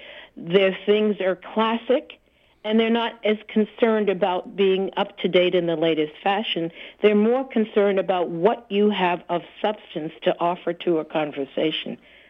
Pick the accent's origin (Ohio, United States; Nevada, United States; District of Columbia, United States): District of Columbia, United States; Washington; also born or lived in Boston; growing up in the Washington, D.C. area after I left Boston